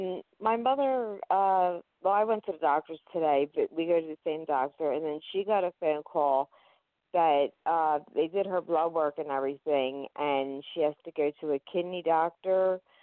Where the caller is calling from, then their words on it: Philadelphia, Pennsylvania, United States; Oh, hello. I'm from Philadelphia, Pennsylvania, and the weather, it's getting kind of cool.